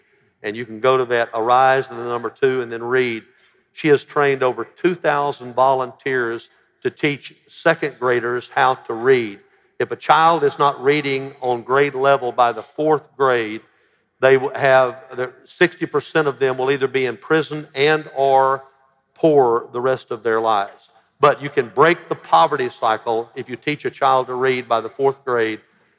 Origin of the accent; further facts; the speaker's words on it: Alabama, United States; now in Memphis, United States; I came from Alabama. My whole church was white in Alabama. I came to Memphis, which was half ethnic besides white